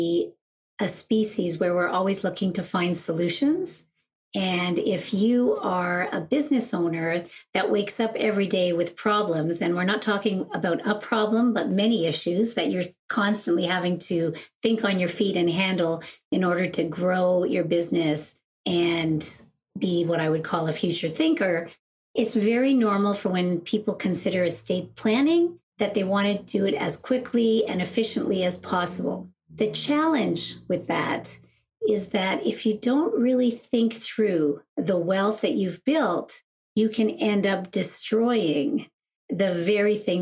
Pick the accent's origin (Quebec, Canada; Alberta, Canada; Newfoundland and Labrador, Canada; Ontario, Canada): Quebec, Canada; Montreal; I'm originally from Montreal, a graduate of McGill University